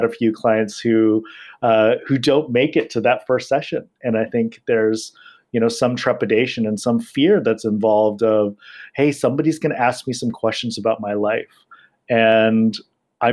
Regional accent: Los Angeles, California, United States; moved away as an adult; also born or lived in Asia; I'm born and raised in Los Angeles

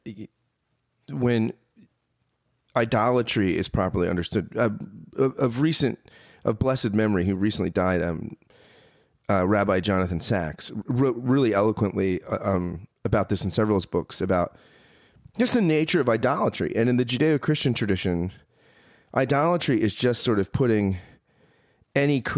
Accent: United States; my experience as an American right now

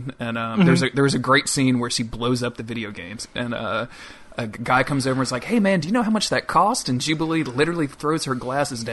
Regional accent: Louisiana, United States; not from South Louisiana, but I'm from Louisiana, and I live in South Louisiana

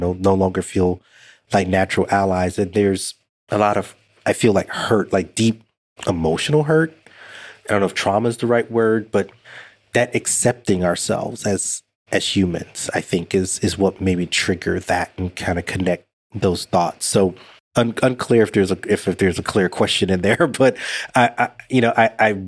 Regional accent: United States; I'm an American. Hold an American passport

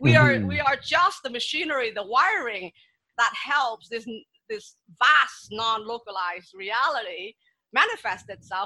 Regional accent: Vietnam; Well, you see, my background is I grew up in Vietnam and I was born after the war.

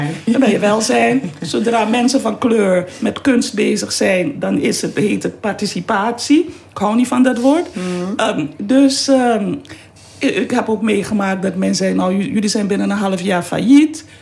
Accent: Suriname; also born or lived in Amsterdam Zuidoost / Utrecht; now in Netherlands; Ik ben geboren in Suriname

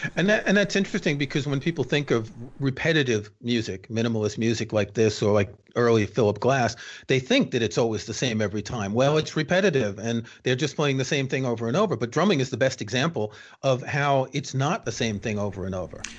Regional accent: New York, United States; moved away; I grew up in New York, as you can tell from my accent

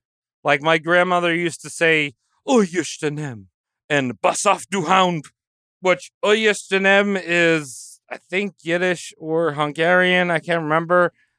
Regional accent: Staten Island, New York, United States; I'm from Staten Island, just like that jackass from fucking Saturday Night Live.

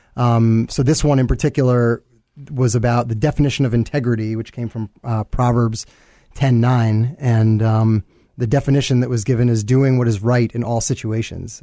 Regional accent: New York, United States; moved away as an adult; now in Chicago, United States; born and raised in New York, uh, came to Chicago actually for college

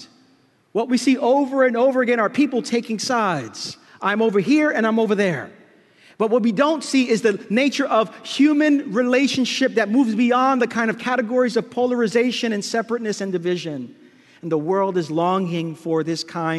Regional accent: New York City, New York, United States; Growing up in Brooklyn, my grandparents used to welcome so many people into the house

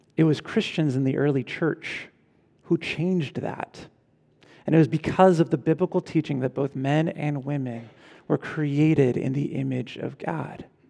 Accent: California, United States; my home state

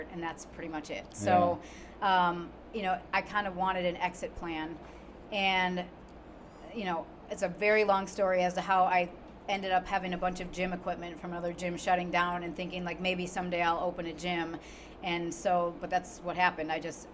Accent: Wisconsin, United States; moved away as an adult; now in Indianapolis, United States; I am originally from Wisconsin, so go Bucky. I grew up. I was born and raised there, and I was there until I turned about 30

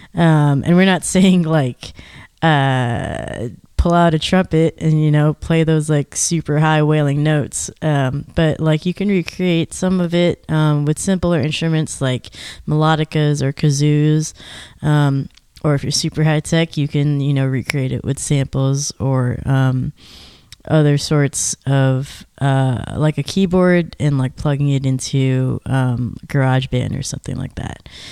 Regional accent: Georgia, United States; I'm from Georgia.

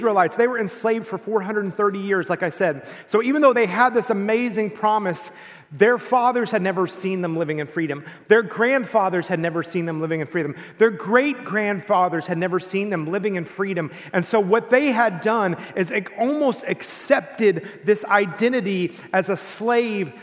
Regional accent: East Texas, United States; I grew up in East Texas

